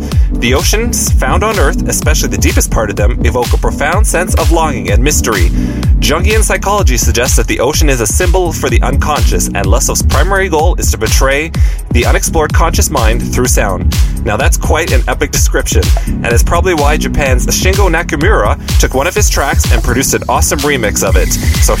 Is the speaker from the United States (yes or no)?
no; Ottawa, Ontario, Canada; is a producer for my hometown of Ottawa.